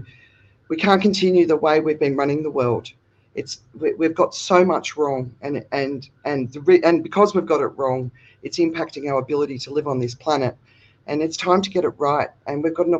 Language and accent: English; Australia; now in Phuket, Thailand; I'm Australian, but I'm living in Phuket, Thailand